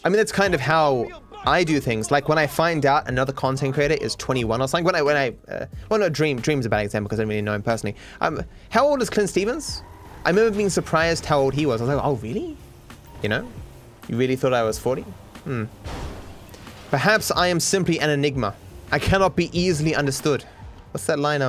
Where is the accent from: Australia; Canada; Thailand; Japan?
Australia; accent: cultivated Australian; No, I'm Australian. My parents are Australian, their parents are Australian, but I don't have the stereotypical Australian accent.